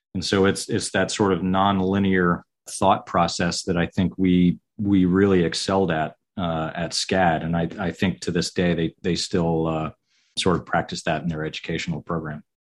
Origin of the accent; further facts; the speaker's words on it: Kings Bay, Georgia, United States; also born or lived in upstate New York / Savannah, Georgia; my parents were both civil service. Uh, so I grew up in Kings Bay, Georgia